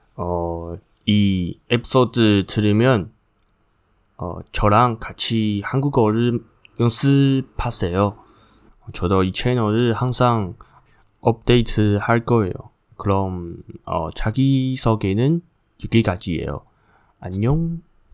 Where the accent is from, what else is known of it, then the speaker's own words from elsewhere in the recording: Taiwan; Korean is a second language; 저는 대만 사람이에요.